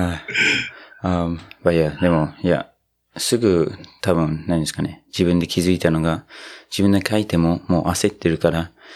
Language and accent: Japanese; New Zealand; now in Japan; 僕の母国、ニュージーランド